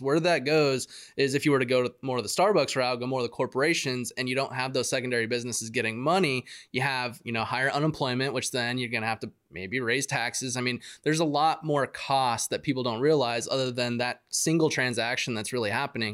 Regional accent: Yuma, Arizona, United States; I grew up in Ari, Ari, Arizona

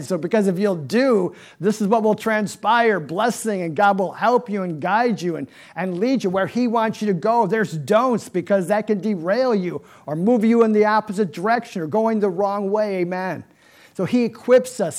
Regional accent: Niagara Falls, New York, United States; I'm from New York, right? Niagara Falls. And so, yeah, of course, as a little boy, I'm growing up

